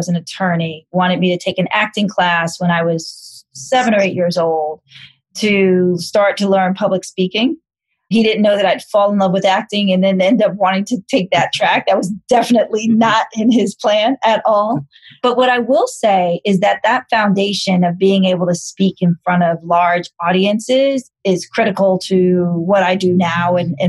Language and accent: English; New York City, New York, United States; I'm born and raised in New York City, in Manhattan